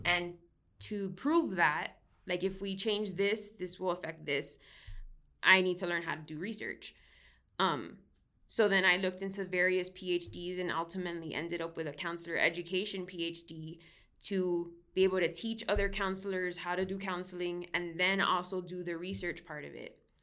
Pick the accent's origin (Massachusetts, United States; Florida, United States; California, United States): Florida, United States; Miami; moved away as an adult; now in Northern Colorado, United States; that's actually where I'm originally from, born and raised